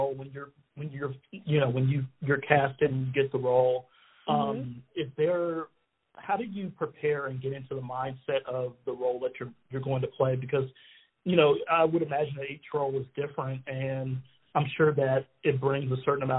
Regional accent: Florida, United States; I'm from Florida as well

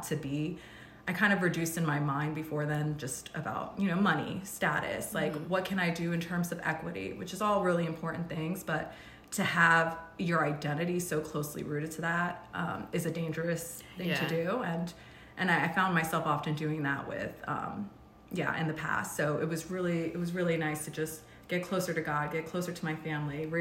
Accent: Rockville, Maryland, United States; moved away as an adult; also born or lived in California; I moved to California from Rockville, Maryland, which is mm-hmm. where I was born and raised.

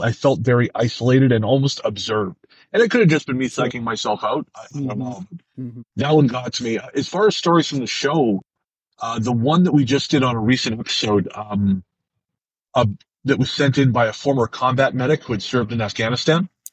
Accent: Revelstoke, British Columbia, Canada; moved away; I went back to Revelstoke, my hometown

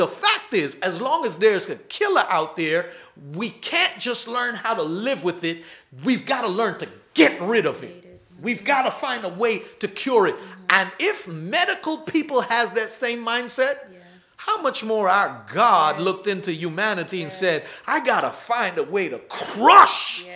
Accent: New York City, New York, United States; I was raised in New York.

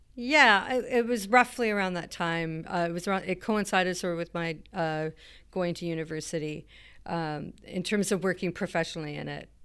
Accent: Alert Bay, British Columbia, Canada; moved away; I'm from a, a small town up the coast called Alert Bay

